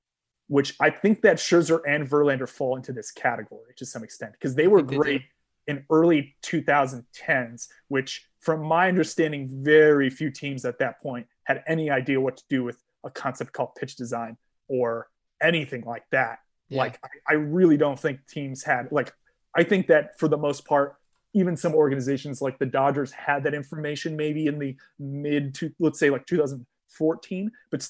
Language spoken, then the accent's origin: English; Northeast, United States; I grew up in the Northeast.